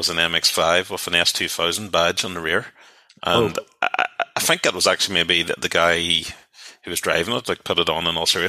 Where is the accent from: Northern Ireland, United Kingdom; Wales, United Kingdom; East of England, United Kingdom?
Northern Ireland, United Kingdom; Derry; I grew up in Derry